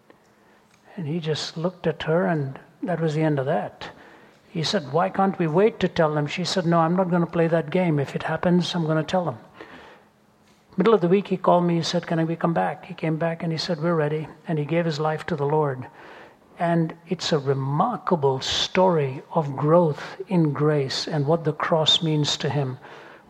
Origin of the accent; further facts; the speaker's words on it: India; moved away; growing up in India